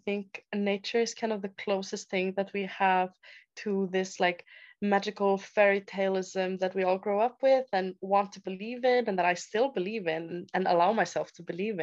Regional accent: Iceland; moved away as an adult; I am born and raised in Iceland from a little town there.

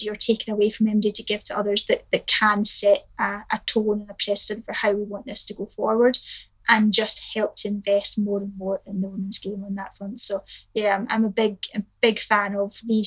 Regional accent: Scotland, United Kingdom; as a Scot

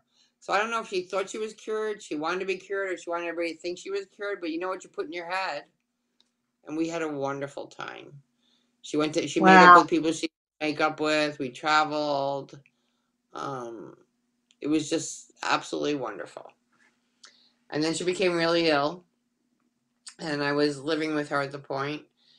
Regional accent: New York, United States; now in Florida, United States; So I'm the oldest of four children, and I moved to Florida from Long Island, in case you can't tell, in 2000

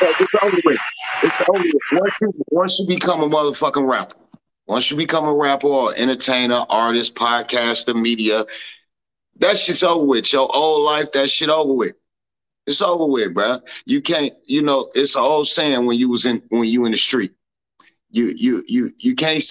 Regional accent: Chicago, Illinois, United States; moved away; I'm from Chicago

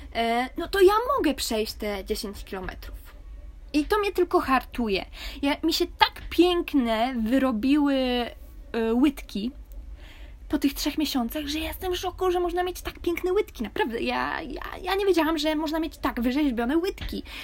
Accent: Poland; moved away

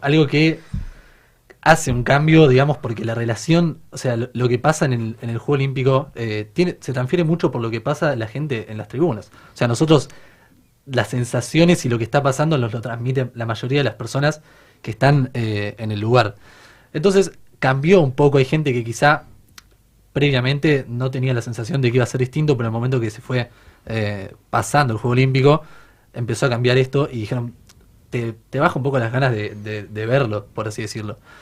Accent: Argentina; como argentinos

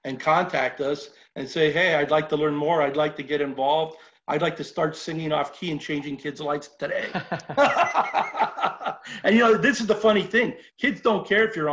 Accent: Los Angeles, California, United States; where I grew up in Lincoln Heights

